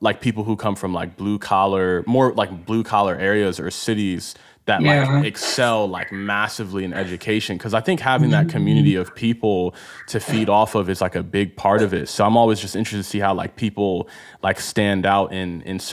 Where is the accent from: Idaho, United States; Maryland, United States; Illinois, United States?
Maryland, United States; Baltimore; first language Igbo; English is a second language; I'm from Baltimore